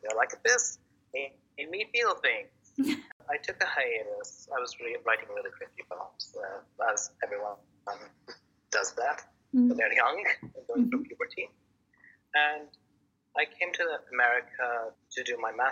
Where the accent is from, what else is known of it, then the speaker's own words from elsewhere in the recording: Baghdad, Baghdad Governorate, Iraq; now in Maine, United States; I was born and raised in Iraq, Baghdad, straight in the capital.